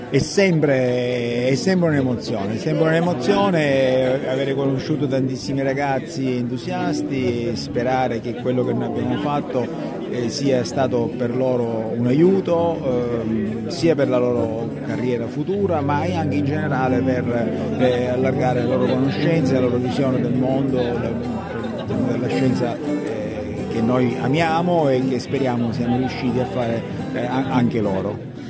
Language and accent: Italian; Sicily, Italy; io vengo dalla Sicilia